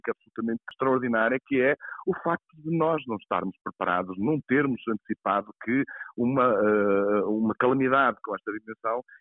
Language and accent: Portuguese; Portugal; nós, como portugueses